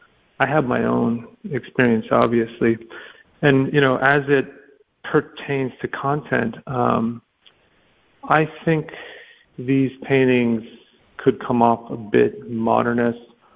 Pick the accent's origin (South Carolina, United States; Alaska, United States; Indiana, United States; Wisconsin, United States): Alaska, United States; also born or lived in different places; I grew up in Alaska and different places, and I always was struck by grand vistas, and I just kind of grew up like that naturally, and the capacity of the landscape.